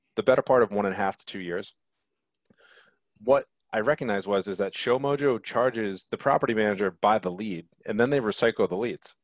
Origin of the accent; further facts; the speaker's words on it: Connecticut, United States; growing up in Connecticut